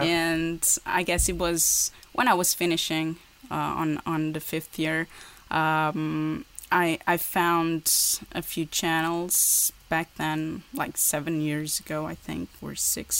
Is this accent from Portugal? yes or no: yes; Portugal; English is a second language; also born or lived in Porto; in Porto. That's where I live. I'm from Portugal.